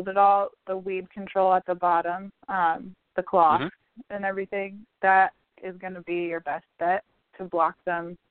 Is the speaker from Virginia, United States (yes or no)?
yes; Virginia, United States; moved away; I'm from Virginia originally